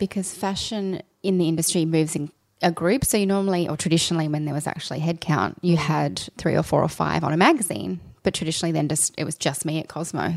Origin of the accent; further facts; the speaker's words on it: Sydney, New South Wales, Australia; I grew up out in Dural, which is for people that aren't from Sydney